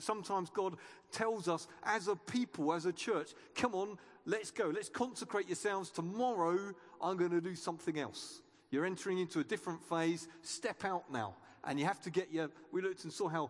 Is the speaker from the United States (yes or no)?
no; United Kingdom; we're British